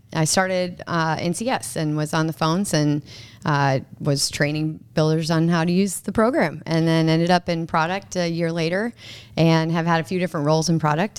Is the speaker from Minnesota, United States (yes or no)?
yes; Minnesota, United States; moved away as an adult; also born or lived in Nebraska; I'm actually from Minnesota, and, uh, I went to Twin City Twisters.